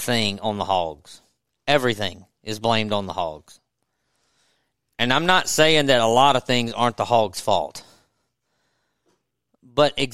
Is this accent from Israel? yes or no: no; Natchez, Mississippi, United States; I grew up in Natchez on the river